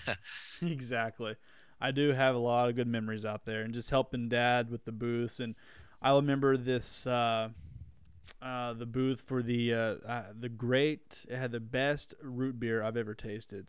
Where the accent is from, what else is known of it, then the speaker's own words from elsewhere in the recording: Wilburton, Oklahoma, United States; moved away; it's my hometown, so I always love it. I go back